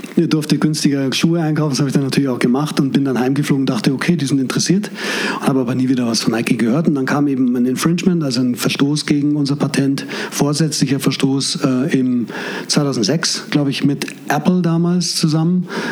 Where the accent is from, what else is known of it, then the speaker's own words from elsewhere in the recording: Munich, Bavaria, Germany; Ich bin Münchner. Mein Vater ist Perser, meine Mutter lebt schon lange nicht mehr, als Deutsche äh, gewesen und äh, bin in Schwabing geboren und aufgewachsen